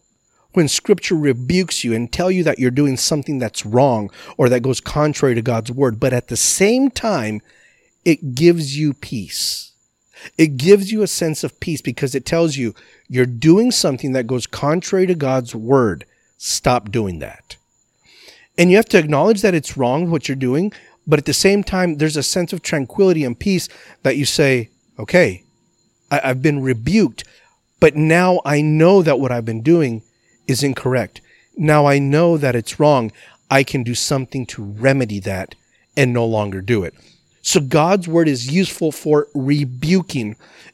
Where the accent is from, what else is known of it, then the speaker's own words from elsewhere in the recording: El Paso, Texas, United States; moved away as an adult; I grew up in El Paso, Texas, far, far, far west Texas, as far west Texas as you can possibly get. And I didn't leave El Paso till I was 18 years old when I moved to San Antonio to go to Bible college.